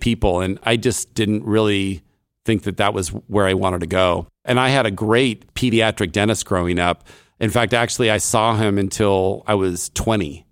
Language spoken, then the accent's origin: English; Davis, California, United States; I grew up in Davis, uh, California